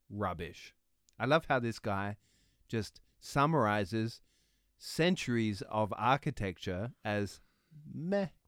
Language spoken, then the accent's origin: German; Vienna, Austria; Ich kann ja auch yeah. als Wiener antworten.